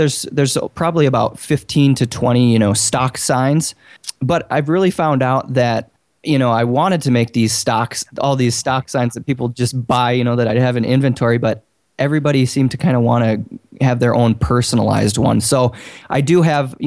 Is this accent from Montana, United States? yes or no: yes; Bozeman, Montana, United States; I'm from Bozeman, Montana.